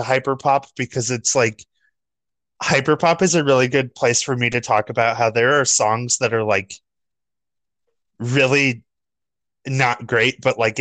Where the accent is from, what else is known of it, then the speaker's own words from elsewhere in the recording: United States; as an American